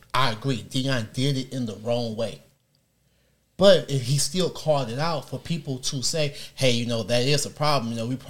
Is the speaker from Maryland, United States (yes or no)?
no; Detroit, Michigan, United States; I'm from Detroit.